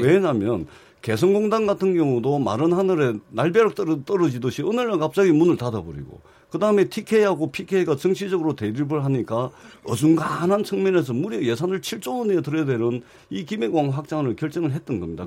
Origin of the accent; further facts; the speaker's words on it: Busan, South Korea; 부산 출신